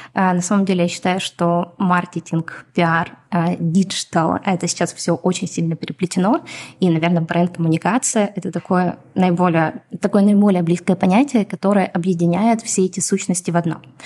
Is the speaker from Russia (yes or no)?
no; Donetsk, Donetsk Oblast, Ukraine; first language Russian; now in Israel; это мой родной язык. Я родилась и выросла в Донецке, поэтому я прекрасно говорю и на русском, и на украинском